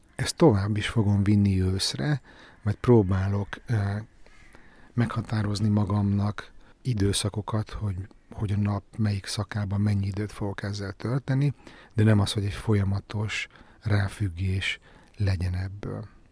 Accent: Budapest, Hungary; én örök Pesti vagyok

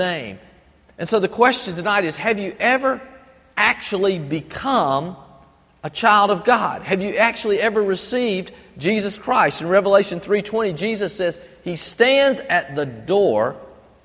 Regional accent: Albany, Georgia, United States; also born or lived in Fort Benning / Panama Canal Zone; I grew up over in Albany and had lived there for many, many years.

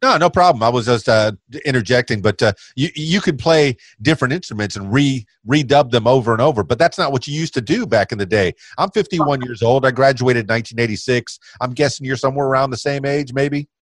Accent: Miami, Florida, United States; now in Conway, United States; i was born in Miami and I've, I've pr- primarily stayed in the South

